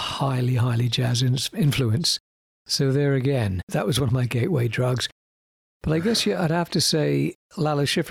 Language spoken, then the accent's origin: English; Winnipeg, Manitoba, Canada; also born or lived in Britain; now in London, United Kingdom; would have been back in Winnipeg when I guess I was about 10 years old, 11, 12 years old